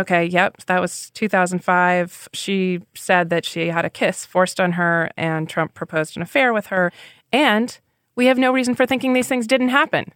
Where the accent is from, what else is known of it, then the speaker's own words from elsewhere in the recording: New Hampshire, United States; New Hampshire, my home state